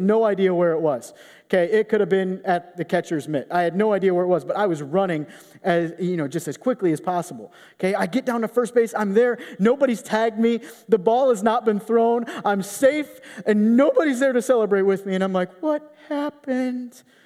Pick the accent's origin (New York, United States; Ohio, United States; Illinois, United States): Illinois, United States; Rockford; I grew up sixty-five miles west of Chicago in Rockford, Illinois